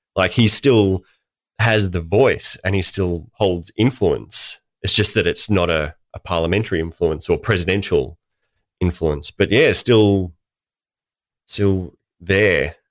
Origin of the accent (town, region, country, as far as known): Australia